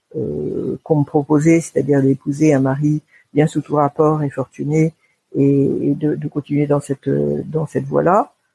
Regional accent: Paris, Île-de-France, France; also born or lived in Basque Country; J'ai grandi à Paris. J'ai grandi euh, dans les beaux quartiers, ce qu'on appelle les beaux quartiers de Paris

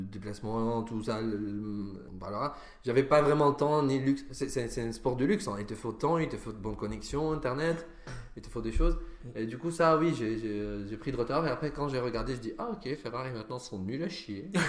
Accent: Damascus, Damascus Governorate, Syria; moved away as an adult; also born or lived in Sweden / Italy; now in France; Je suis né à Damas. À Damas. En Syrie. J'ai vécu 20 ans de ma vie là-bas.

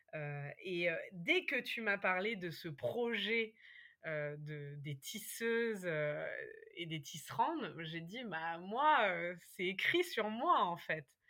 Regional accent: Berry, Centre-Val de Loire, France; moved away as an adult; also born or lived in Paris; j'avais quitté ma campagne natale. Moi, je suis née dans le, dans le Berry, hein, le pays des sorcières

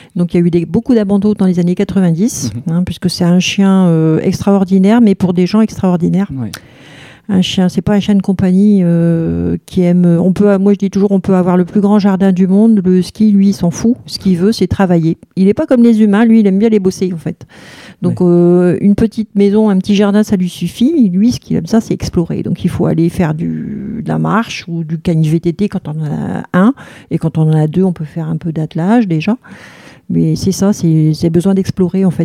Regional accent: Hauts-de-France, France; moved away as an adult; now in Haverskerque, France; je suis de l'Artois

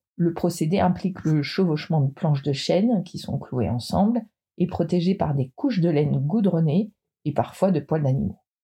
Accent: Brittany, France; je suis bretonne

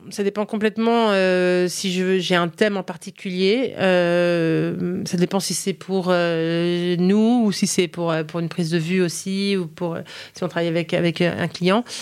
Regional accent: United States; En fait, euh, j'ai grandi aux États-Unis, mais, euh, mais on est resté une maison française à la maison, vraiment, et on revenait tous les étés.

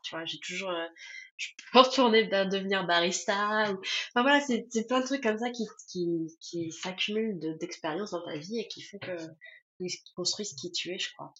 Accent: Tours, Centre-Val de Loire, France; moved away as an adult; also born or lived in Grenoble / Paris / Turkey; now in Cologne, Germany; je viens de Tours

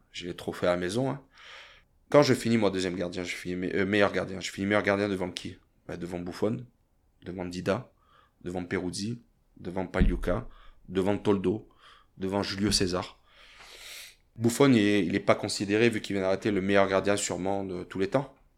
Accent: France; moved away as an adult; also born or lived in Thonon-les-Bains / Italy; Je me suis toujours considéré un Français à l'étranger

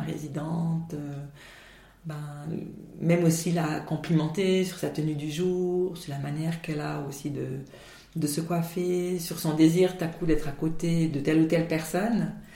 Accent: Valais, Switzerland; chez nous en Valais

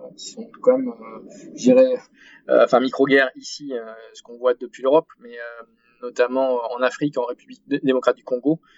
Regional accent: Arcachon Basin, Nouvelle-Aquitaine, France; Je suis originaire du sud-ouest de la France, euh, du bassin Arcachon

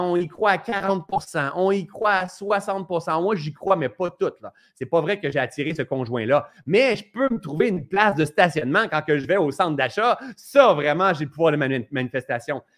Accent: Ascot Corner, Quebec, Canada; d'Asket Corner, hein, moi je viens de ce coin-là

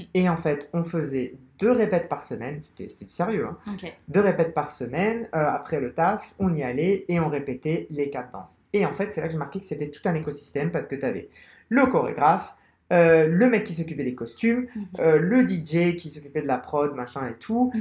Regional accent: Algeria; also born or lived in Paris, France; now in Barcelona, Spain; je suis algérien, donc je suis, je suis né en Algérie

